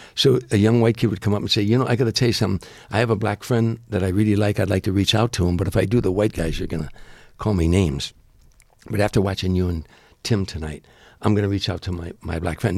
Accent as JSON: {"language": "English", "town": "Harvey", "region": "Illinois", "country": "United States", "tie": "born or raised there", "said": "my hometown of Harvey, Illinois, one of the largest riots in the country where I was from"}